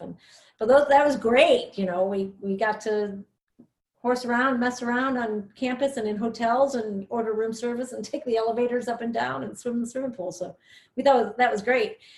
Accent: Villa Park, Illinois, United States; moved away as an adult; now in Oak Park, United States; I grew up in Villa Park

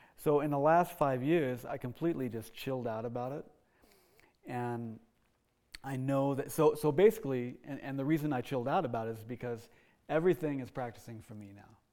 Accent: Oklahoma, United States; Uh, when I, when I was seven, we moved to Oklahoma. That's sometimes you know you hear the accent come out. uh, so I grew up in Oklahoma

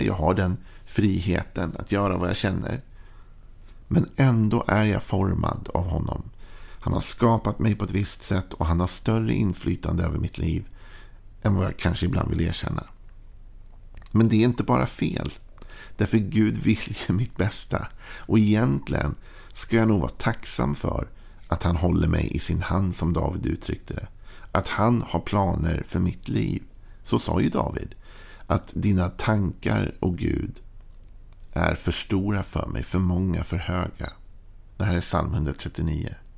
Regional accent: Sweden; att jag är född i Sverige gör ju att jag är påverkad av allt det och mitt tal och mitt prat, mitt sätt att vara

